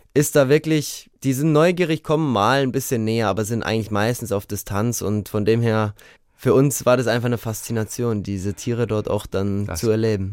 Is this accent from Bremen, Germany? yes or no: no; Munich, Bavaria, Germany; München ist ja meine Heimatstadt